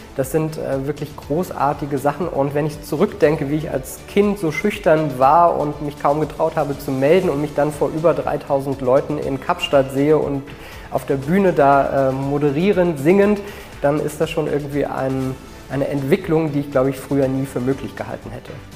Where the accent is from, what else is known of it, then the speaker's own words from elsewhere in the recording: Berlin, Germany; Und 1985 sind wir nach West-Berlin gekommen und dann bin ich in Berlin-Spandau groß geworden